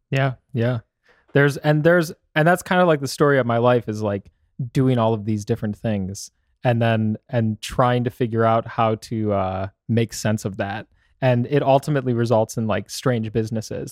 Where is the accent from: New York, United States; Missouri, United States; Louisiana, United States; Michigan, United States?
Michigan, United States; now in Arizona, United States; Growing up in Michigan was really interesting because you get all four seasons